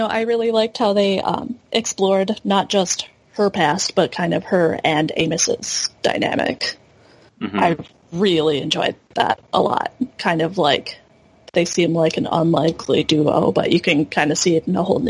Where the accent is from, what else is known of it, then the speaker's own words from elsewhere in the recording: Minneapolis, Minnesota, United States; I'm from Minneapolis in Minnesota.